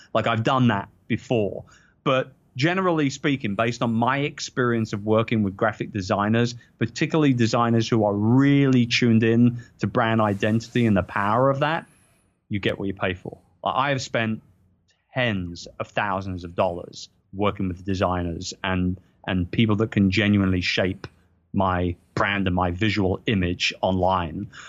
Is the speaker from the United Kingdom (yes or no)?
yes; London, United Kingdom; I'm a proud Brit. People know I'm a proud Brit, and this is in my hometown. It's in London